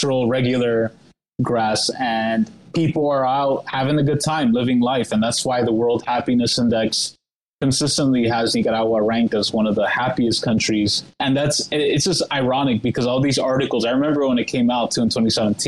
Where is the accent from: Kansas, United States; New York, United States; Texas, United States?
New York, United States; moved away; when I was living in New York, I'm from New York